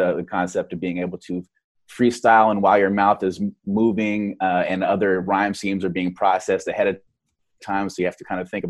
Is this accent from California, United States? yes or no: yes; Oakland, California, United States; the culture that I grew up in, growing up in East Oakland, California